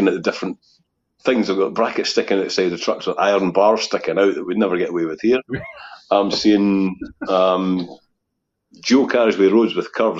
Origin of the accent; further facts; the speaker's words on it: Scotland, United Kingdom; being Scottish